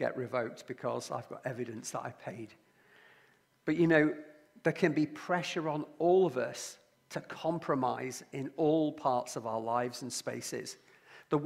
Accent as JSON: {"language": "English", "area": "Lancashire", "region": "North West England", "country": "United Kingdom", "also_born_or_lived": "Liverpool", "said": "I come from Lancashire and my family is from Liverpool."}